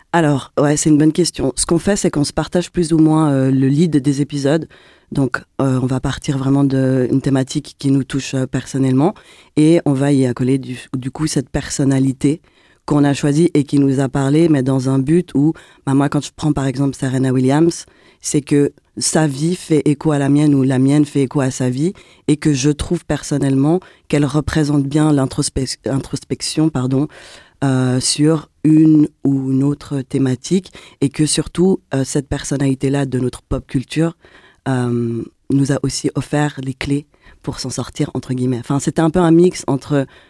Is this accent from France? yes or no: no; Geneva, Switzerland; On est de Genève